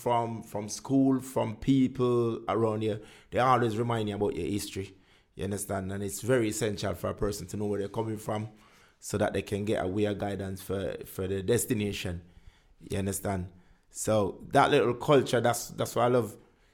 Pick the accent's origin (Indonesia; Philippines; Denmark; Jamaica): Jamaica; moved away as an adult; now in United Kingdom; 20, I came over here 23.